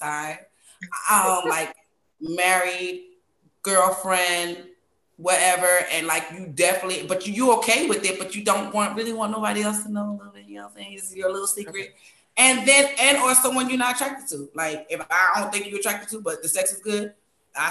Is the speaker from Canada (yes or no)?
no; New York, United States; I grew up in New York, and we did not say lying